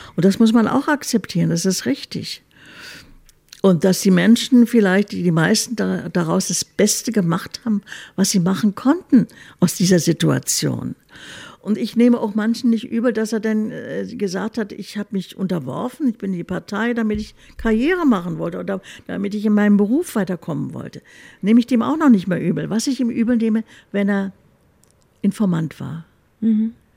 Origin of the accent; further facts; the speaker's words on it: Berlin, Germany; also born or lived in Munich; Berlin ist schon meine Heimatstadt